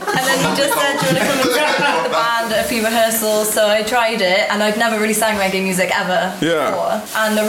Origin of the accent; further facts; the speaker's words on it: Bristol, South West England, United Kingdom; I'm from Bristol, but I'm half Chinese.